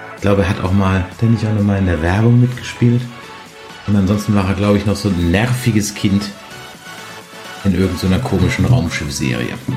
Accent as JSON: {"language": "German", "town": "Mannheim", "region": "Baden-Württemberg", "country": "Germany", "tie": "born or raised there", "moved": "yes", "said": "Das heutige Bier des Tages kommt aus meiner Heimatstadt"}